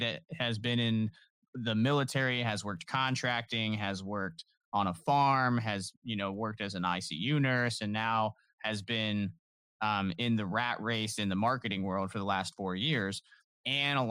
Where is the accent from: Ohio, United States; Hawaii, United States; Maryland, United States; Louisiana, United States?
Ohio, United States; Canton; born or raised there